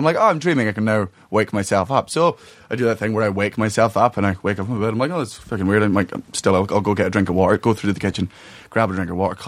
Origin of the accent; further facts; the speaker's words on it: Scotland, United Kingdom; moved away; I'm Scottish